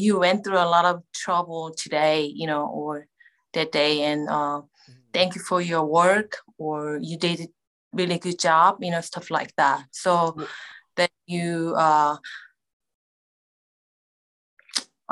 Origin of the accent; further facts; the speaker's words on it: Jeju, South Korea; I was born and raised in Jeju